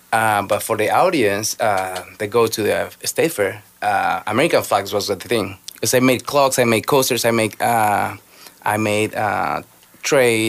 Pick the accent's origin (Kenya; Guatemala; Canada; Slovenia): Guatemala; moved away as an adult; so I am from Guatemala